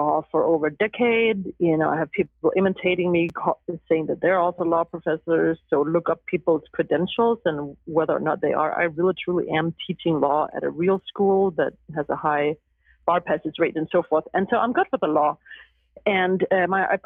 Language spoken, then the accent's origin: English; Denmark; moved away as an adult; also born or lived in Huntington Beach; now in Los Angeles, United States; I was born and raised in Denmark, and I was there into my young adult years.